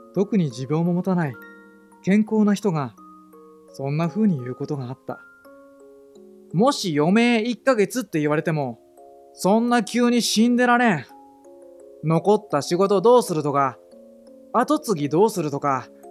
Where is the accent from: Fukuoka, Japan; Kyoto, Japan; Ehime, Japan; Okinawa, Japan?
Fukuoka, Japan; Kanda; 福岡県の京都郡神田町に生まれ育った僕